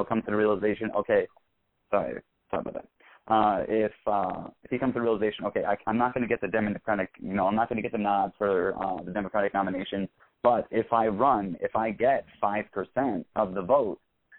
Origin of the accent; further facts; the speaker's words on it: New York, United States; as a native New Yorker, you know, obviously care very deeply about my home state.